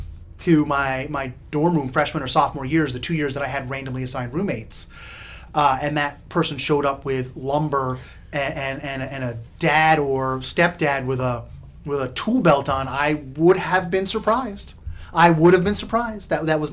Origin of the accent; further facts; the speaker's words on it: New Jersey, United States; So I went to a state school in my home state of New Jersey for a year